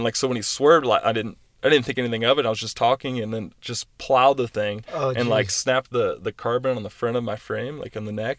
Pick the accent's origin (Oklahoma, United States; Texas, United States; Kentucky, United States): Kentucky, United States; also born or lived in East Coast; now in Southern California, United States; I'm originally from Kentucky. So moving out here to Southern California, especially the area we're in, inland, is, you know, brown and dirty. And I'm just used to green trees and, you know, vegetation everywhere.